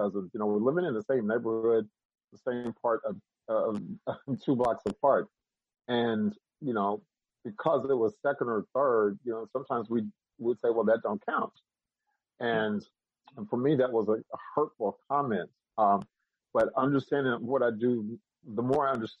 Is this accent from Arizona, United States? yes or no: no; Oklahoma, United States; coming from Oklahoma, well, saying that I come from Oklahoma